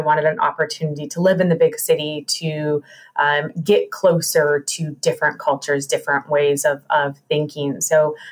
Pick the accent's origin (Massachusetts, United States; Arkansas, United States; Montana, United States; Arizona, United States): Montana, United States; Great Falls; now in Chicago, United States; I grew up in Great Falls and have a huge Italian family